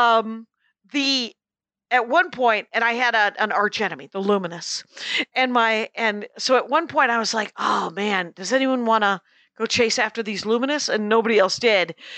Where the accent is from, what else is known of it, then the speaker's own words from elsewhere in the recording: South Milwaukee, Wisconsin, United States; my hometown of South Milwaukee, Wisconsin